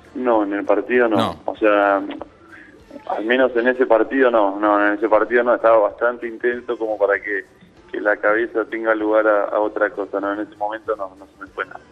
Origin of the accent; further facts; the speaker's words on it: Presidencia Roque Sáenz Peña, Chaco, Argentina; moved away as an adult; now in Seville, Spain; Yo nací en Sáenz Peña, sí, soy de Sáenz Peña